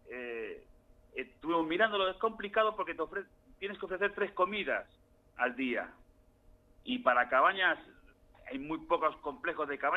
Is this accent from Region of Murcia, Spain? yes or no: no; Barcelona, Catalonia, Spain; moved away as an adult; now in Tandil, Argentina; Eh, resulta curioso, yo hace 10 años que estoy en Tandil con mi señora.